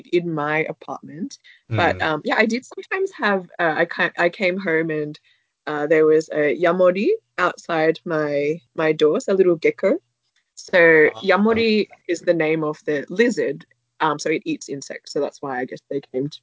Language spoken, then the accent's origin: English; Sydney, New South Wales, Australia; moved away as an adult; also born or lived in Kochi Prefecture, Japan; now in Japan; I'm originally from Sydney in Australia